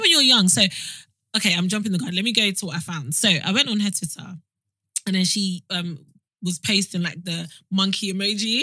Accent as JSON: {"language": "English", "country": "Nigeria", "said": "I'm Nigerian"}